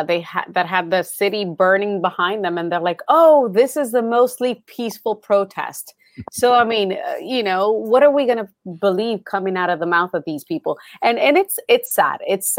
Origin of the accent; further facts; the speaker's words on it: Boston, Massachusetts, United States; growing up in Boston, learning about the Tea Party, you know, and the start of the Civil War and the start of the Revolution and you know, having the you know, the USS Constitution just blocks away from my high school.